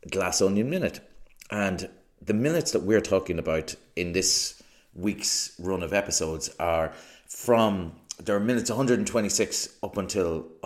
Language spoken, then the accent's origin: English; Ireland; as again an Irish person